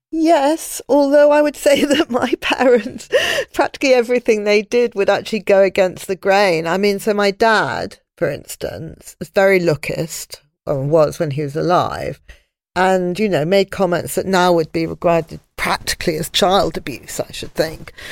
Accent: London, United Kingdom; I was brought up in London and my friends were all in London

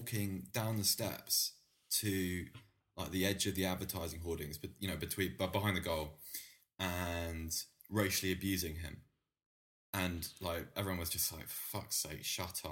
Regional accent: Oxford, South East England, United Kingdom; also born or lived in Bath; I grew up in Oxford. Well, I grew up between Oxford and Bath.

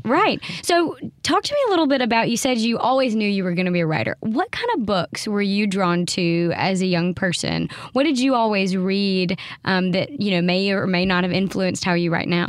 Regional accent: the South, United States; as a Southerner

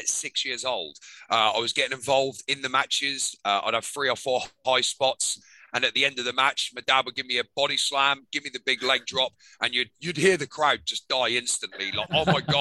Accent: Norwich, East of England, United Kingdom; I grew up in Norwich, England.

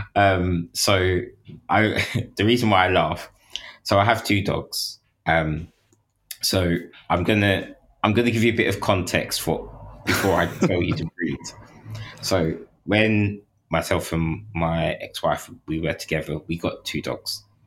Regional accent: London, United Kingdom; growing up in, like, London at that time

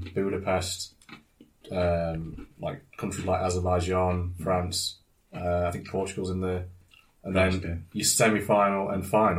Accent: the North of England, United Kingdom; us Northerners know how to curse, don't we?

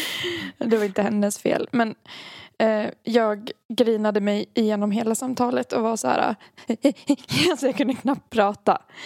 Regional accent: Dalarna County, Sweden; accent: Dalmål; jag känner mitt dalmål drog, drog, dalmål drog igång

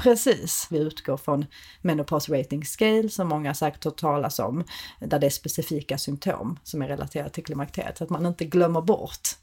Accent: Malmö, Skåne, Sweden; kommer från Malmö, vilket man hör på min accent

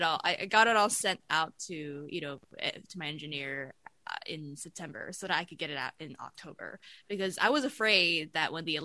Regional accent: Taipei, Taiwan; moved away as an adult; I grew up in Taipei for the first 18 years of my life

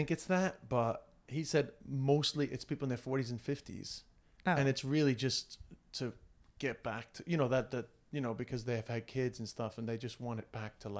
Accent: Ireland; But that's just because I'm Irish.

